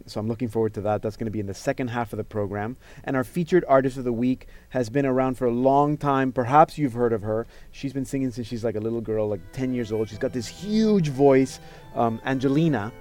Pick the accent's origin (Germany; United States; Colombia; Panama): Panama; I grew up in Panama